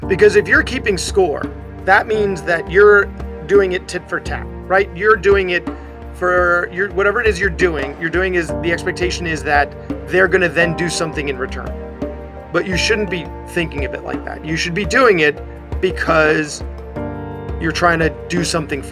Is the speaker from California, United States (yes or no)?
no; Long Island, New York, United States; also born or lived in Queens, New York; we live on Long Island, which is where I grew up